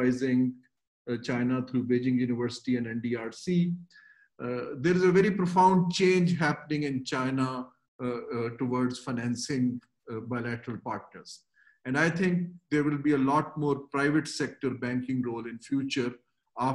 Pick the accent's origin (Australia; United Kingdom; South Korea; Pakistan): Pakistan; being a Pakistani